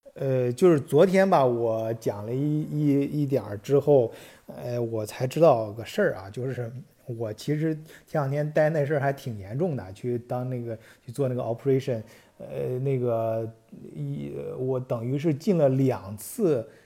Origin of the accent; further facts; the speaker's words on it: China; now in Germany; 但是咱们作为中国人来说，呃，可能会不太舒服啊